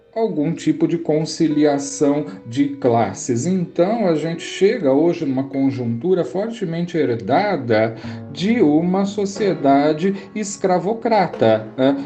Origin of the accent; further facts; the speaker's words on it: Americana, São Paulo, Brazil; now in Minas Gerais, Brazil; falo aqui das Gerais, muito embora em Americana, região que é a minha terra natal